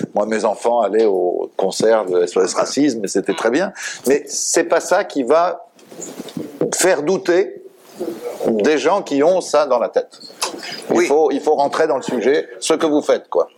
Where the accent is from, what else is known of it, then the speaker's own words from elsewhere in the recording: France; chez nous, en France